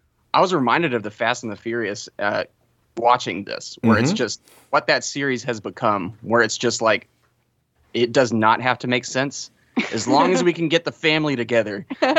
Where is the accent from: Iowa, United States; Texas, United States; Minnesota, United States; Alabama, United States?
Texas, United States; we're from Texas